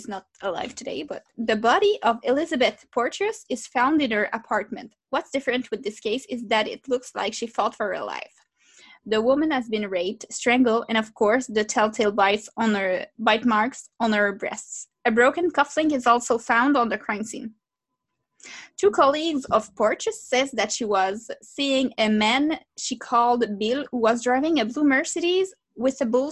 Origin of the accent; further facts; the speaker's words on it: Gaspésie, Quebec, Canada; accent: Gaspésian; English is a second language; My Gaspésian accent is coming back in English